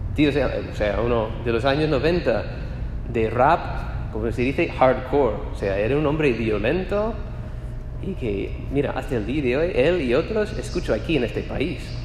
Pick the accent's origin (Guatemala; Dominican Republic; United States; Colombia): United States; Spanish is a second language; moved away as an adult; also born or lived in Spain; soy de los Estados Unidos